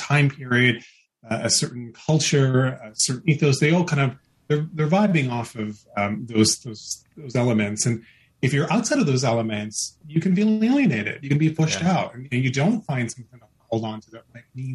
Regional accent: United States; I was born and brought up in America. So I am American by birth, Indian by ethnic heritage

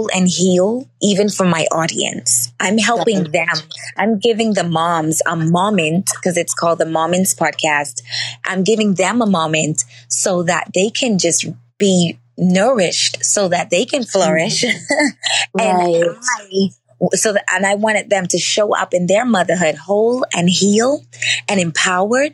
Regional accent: Bahamas; I literally live 2 minutes away from the beach. I'm from the Bahamas.

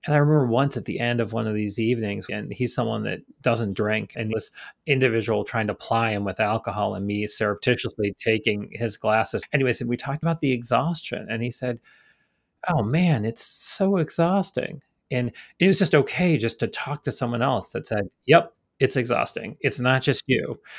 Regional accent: Rochester, New York, United States; accent: Rochester; I try to remove the Rochester accent as much as possible.

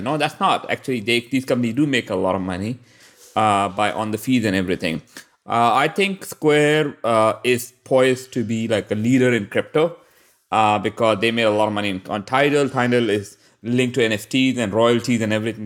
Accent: Pakistan; I'm from Pakistan

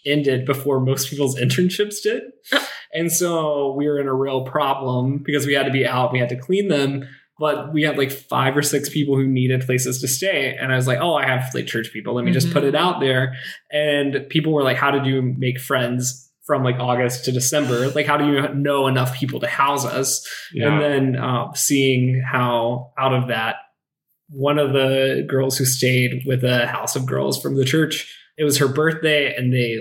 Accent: the South, United States; now in Los Angeles, United States; I'm from the South

